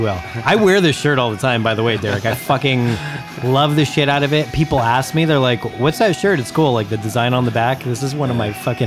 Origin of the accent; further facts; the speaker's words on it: Acton, California, United States; lived in the small town where I grew up in Acton, on the way to Palmdale